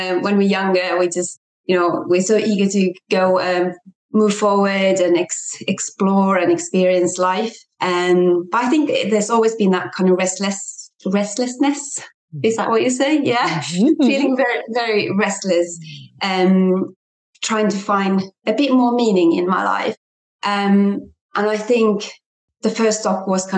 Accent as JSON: {"language": "English", "country": "Finland", "also_born_or_lived": "England", "moved": "as an adult", "said": "came back to Finland, my home country"}